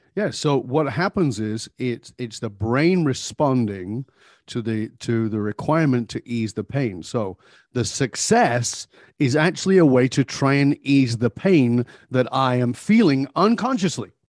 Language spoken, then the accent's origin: English; Manchester, North West England, United Kingdom; now in Vancouver, Canada; I was born in Northern England, uh, I've been gone for more than forty years, but I was born in abject poverty